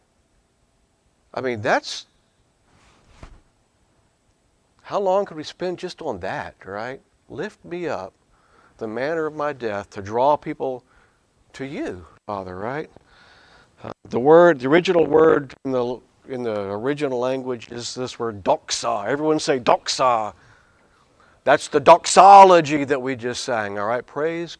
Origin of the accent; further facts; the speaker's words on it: Louisiana, United States; I grew up in Louisiana